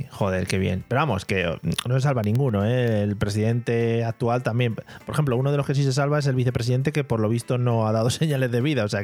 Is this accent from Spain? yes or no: yes; Spain; Es una cosa que, como buen español, también te digo, 9 de la noche